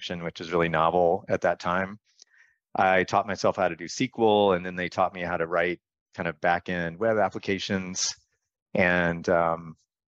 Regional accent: North Carolina, United States; I grew up in North Carolina

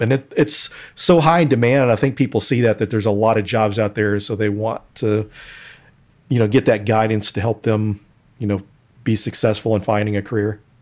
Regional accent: Denton, Texas, United States; my hometown of Denton, Texas.

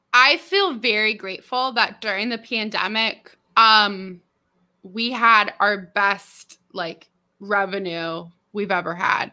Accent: Merced, California, United States; moved away as an adult; also born or lived in San Diego, California; now in Arkansas, United States; I grew up in Merced, California

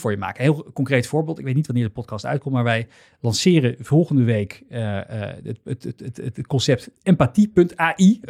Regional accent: Netherlands; wij natuurlijk als, als Nederlanders

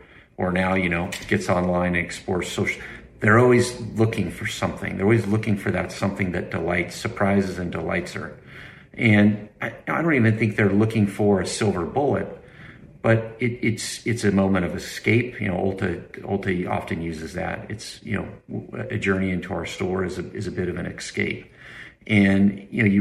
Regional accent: Idaho, United States; I grew up in Idaho

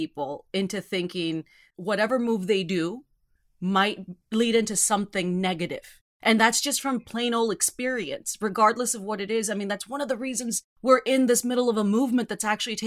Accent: Rio Grande Valley, South Texas, United States; I grew up in South Texas

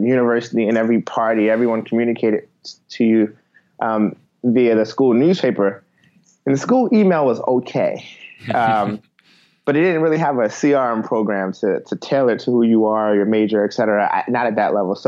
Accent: Baltimore, Maryland, United States; moved away as an adult; now in Cincinnati, United States; I'm originally from Baltimore. So I actually grew up in Baltimore.

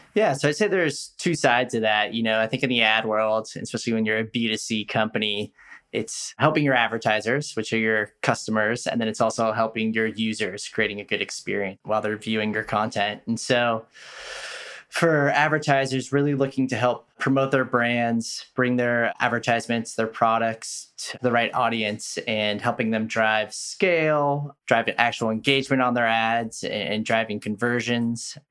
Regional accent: Bay Area, California, United States; moved away; I'm from the Bay Area originally

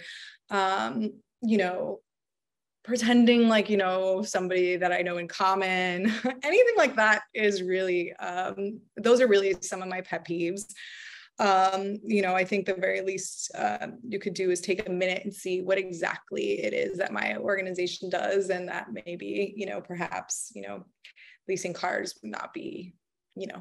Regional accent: Miami, Florida, United States; moved away as an adult; now in New York, United States; I'm a Miami native, you know, born and raised in Miami, but I've been in New York quite a long time at this point

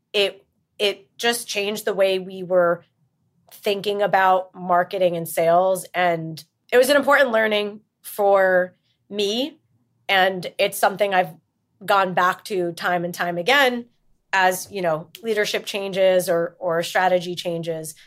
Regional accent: New York, United States; also born or lived in New Jersey; technically, I'm from New York

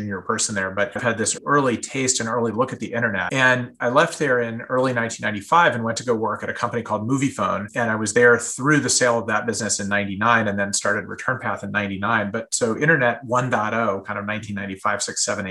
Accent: San Diego, California, United States; I grew up in Southern California and San Diego in particular

